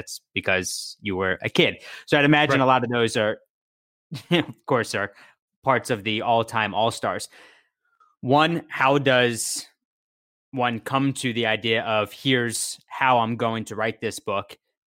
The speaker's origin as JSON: {"language": "English", "town": "Philadelphia", "region": "Pennsylvania", "country": "United States", "tie": "born or raised there", "said": "I grew up in Philadelphia"}